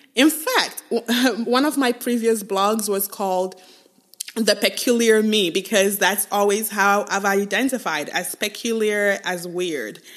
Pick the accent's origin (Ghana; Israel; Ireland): Ghana; moved away as an adult; also born or lived in Nigeria / England; now in United States; I was born in Nigeria, grew up in Ghana, moved to the U S when I was twenty-one